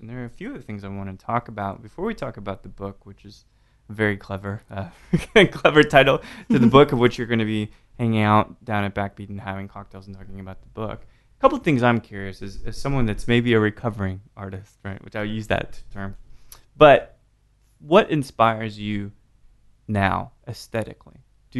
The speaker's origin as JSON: {"language": "English", "country": "United States", "said": "You know, I'm jaded. I'm an American. That's what we do here, right?"}